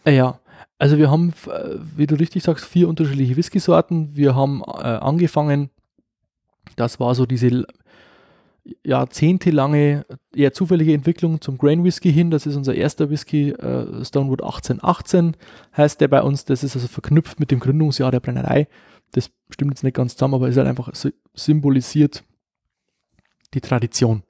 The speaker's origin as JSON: {"language": "German", "area": "Upper Palatinate", "region": "Bavaria", "country": "Germany", "said": "bei uns in der Oberpfalz, sagt man, Schredel"}